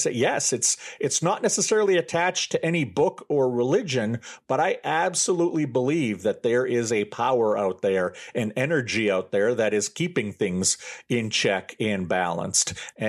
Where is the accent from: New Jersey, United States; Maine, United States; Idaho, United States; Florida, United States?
Maine, United States; I was raised Catholic here in Maine, and my parents are very old school conservative Catholics.